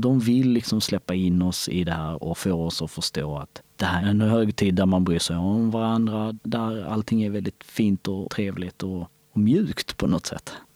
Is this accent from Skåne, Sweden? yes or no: yes; Skåne, Sweden; Swedish is a second language; also born or lived in Kosovo; Jag var framförallt en lycklig påg som vi säger i, hemma i Skåne